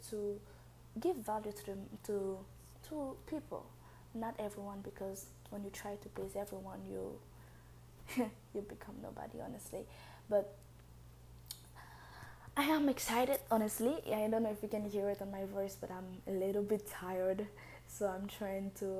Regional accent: Haiti; English is a second language; now in Tokyo, Japan; I have a very thick accent. That's because I'm from Haiti, and English is like my third language.

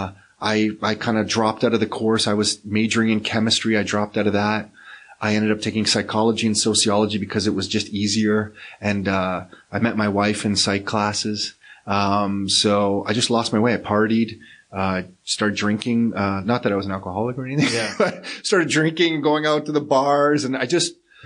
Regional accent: Mississauga, Ontario, Canada; also born or lived in Toronto; And moved to Mississauga when I was about 4 or 5. And then raised in Mississauga, went to high school in Mississauga

